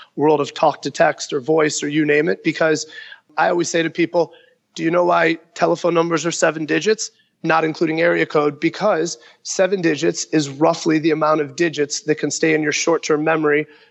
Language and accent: English; Chicago, Illinois, United States; growing up in Chicago in the 90s